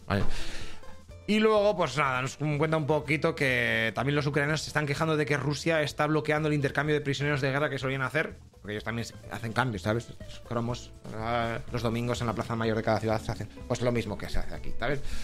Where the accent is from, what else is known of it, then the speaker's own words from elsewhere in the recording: Burgos, Castile and León, Spain; Quintanilla del Coco, que está en Burgos, encima de, mi tierra